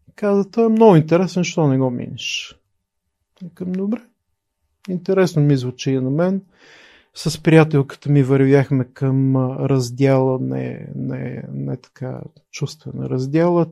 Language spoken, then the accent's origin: Bulgarian; Pleven, Pleven Province, Bulgaria; moved away as an adult; also born or lived in Sofia; Роден съм 73-та година в София, израснал съм в Плевен